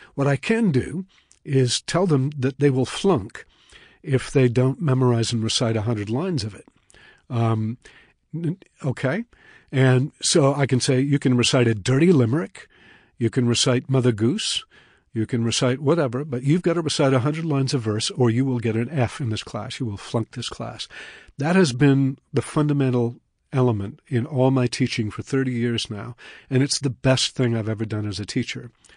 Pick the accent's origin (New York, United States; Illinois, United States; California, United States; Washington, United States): Washington, United States; Puget Sound; moved away; also born or lived in Colorado; I grew up on the Pacific